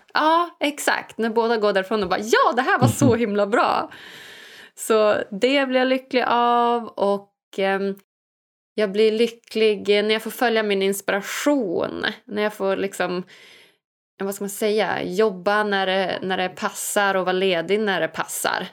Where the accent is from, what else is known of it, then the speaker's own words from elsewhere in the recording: Umeå, Västerbotten County, Sweden; jag är ju född och uppvuxen i, i Sverige, i Umeå, uppe i Norrland